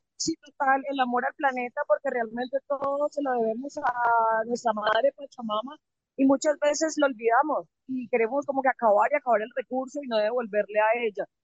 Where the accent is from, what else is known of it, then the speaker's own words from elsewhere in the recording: Santander, Colombia; soy de Santander